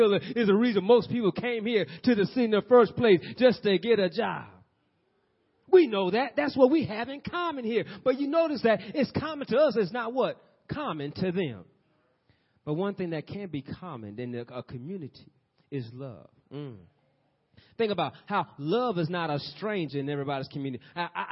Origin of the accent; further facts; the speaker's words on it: Peoria, Illinois, United States; we're from Peoria